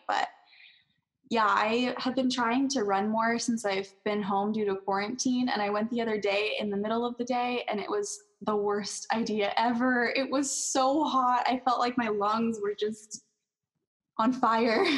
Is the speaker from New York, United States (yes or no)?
no; California, United States; moved away as an adult; also born or lived in College Place, Washington; I am from California and I wasn't used to being away from home